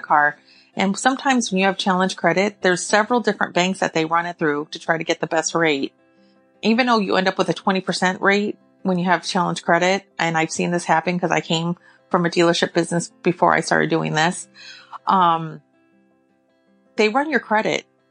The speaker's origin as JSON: {"language": "English", "region": "California", "country": "United States", "tie": "born or raised there", "moved": "as an adult", "lives_now": "Illinois, United States", "said": "I'm from California, born and raised."}